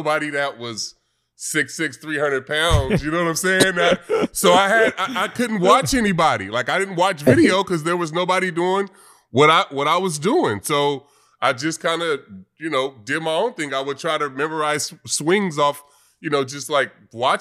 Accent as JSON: {"language": "English", "area": "Bay Area", "region": "California", "country": "United States", "tie": "born or raised there", "said": "I grew up in the Bay Area"}